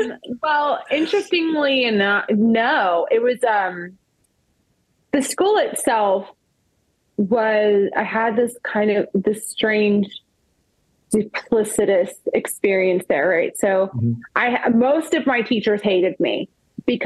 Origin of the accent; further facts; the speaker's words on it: the South, United States; because I'm from the South and that's what they call your grandma, my meemaw.